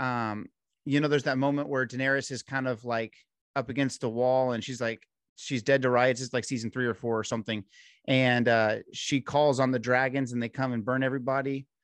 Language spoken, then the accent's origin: English; Texas, United States; in Texas, you grow up